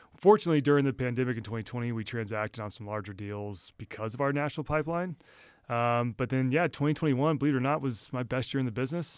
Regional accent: Texas, United States; moved away; we grew up all in Texas

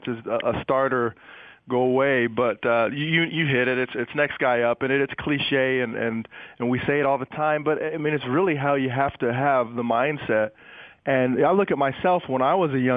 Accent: Salt Lake City, Utah, United States; I grew up in Salt Lake, and I was surrounded by red

